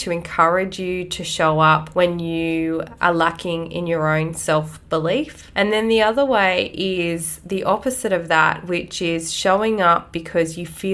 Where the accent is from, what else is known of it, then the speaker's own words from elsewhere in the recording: Australia; Growing up in Australia